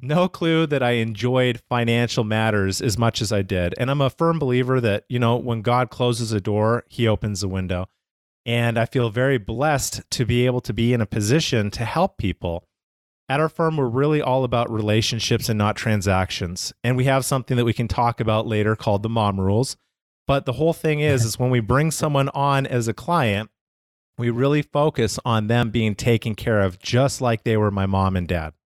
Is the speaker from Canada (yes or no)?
yes; Calgary, Alberta, Canada; I'm from Calgary, Canada.